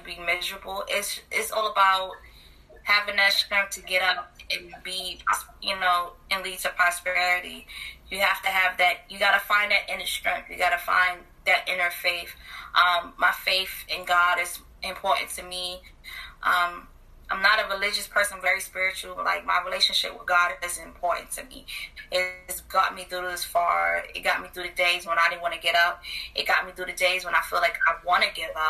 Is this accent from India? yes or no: no; New York City, New York, United States; moved away as an adult; now in Virginia, United States; I'm a Brooklyn native, born and raised, proud.